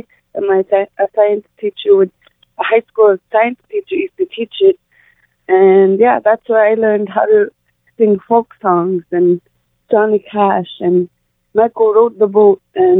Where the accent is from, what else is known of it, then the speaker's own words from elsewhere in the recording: Sanikiluaq, Nunavut, Canada; first language Inuktitut; I'm a singer from Senekiluaq, Nunavut. I sing in my language. I speak Inuktitut from where I'm from.